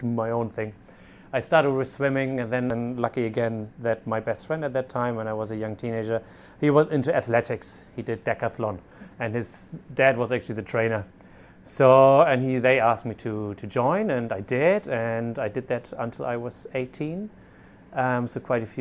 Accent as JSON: {"language": "English", "country": "Germany", "moved": "as an adult", "said": "I'm originally from Germany"}